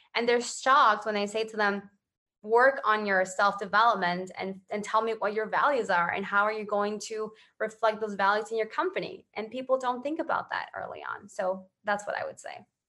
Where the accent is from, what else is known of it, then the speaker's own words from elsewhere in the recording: Ecuador; I grew up in Ecuador.